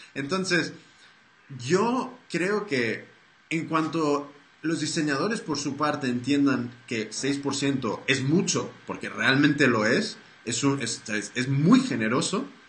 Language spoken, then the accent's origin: Spanish; United States; soy, soy americano